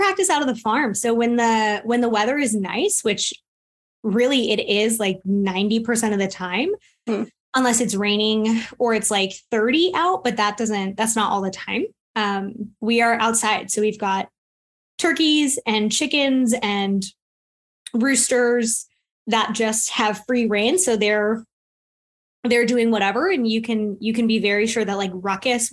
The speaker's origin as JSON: {"language": "English", "region": "Florida", "country": "United States", "moved": "as an adult", "lives_now": "North Carolina, United States", "said": "I am originally from Florida, and I moved to North Carolina 9 years ago in February"}